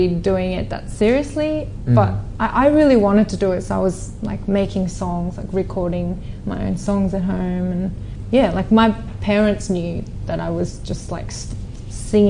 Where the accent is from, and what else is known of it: Australia; born or raised there; also born or lived in South Korea